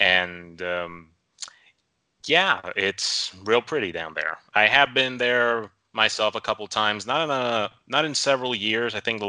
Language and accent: English; Monterrey, Nuevo León, Mexico; English is a second language; Pretty north in Mexico, the city of Monterrey.